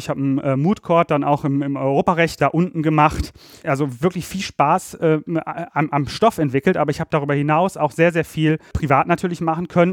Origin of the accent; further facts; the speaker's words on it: Ratingen, North Rhine-Westphalia, Germany; moved away as an adult; also born or lived in Berlin; ich komme aus dem Rheinland. Ich bin in Ratingen bei Düsseldorf aufgewachsen